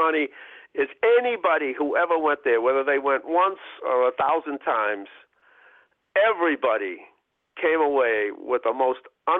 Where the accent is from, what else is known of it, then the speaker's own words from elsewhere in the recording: Boston, Massachusetts, United States; I live in South Boston now, but I grew up in Roxbury.